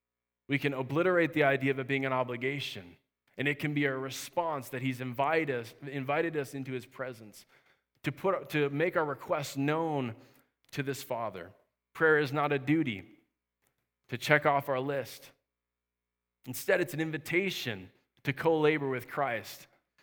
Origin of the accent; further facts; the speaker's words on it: Minnesota, United States; I grew up camping up in Minnesota. I love camping, and I'm talking about real camping.